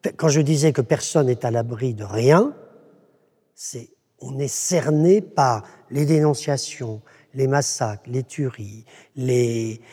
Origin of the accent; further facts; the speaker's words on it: Pays de la Loire, France; je suis, du Saumurois